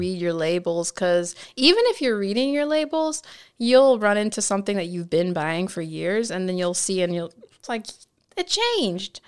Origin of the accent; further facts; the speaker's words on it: Nebraska, United States; also born or lived in California; now in Washington, D.C., United States; I spent, like, my most impressionable years in the Midwest